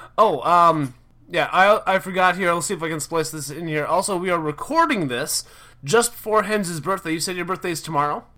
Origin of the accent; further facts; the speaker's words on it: Minnesota, United States; moved away; I'm originally from Minnesota